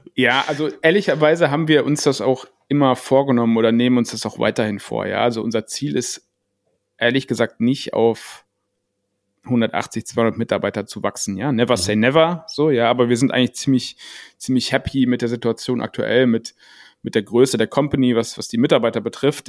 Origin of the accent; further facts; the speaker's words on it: Germany; als Deutscher